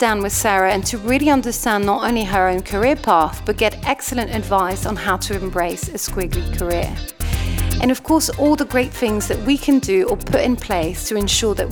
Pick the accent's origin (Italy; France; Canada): France; growing up in France